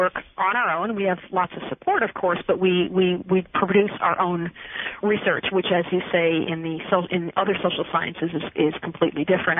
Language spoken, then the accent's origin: English; New York, United States; also born or lived in Pennsylvania / Wilmington, North Carolina; I grew up in New York State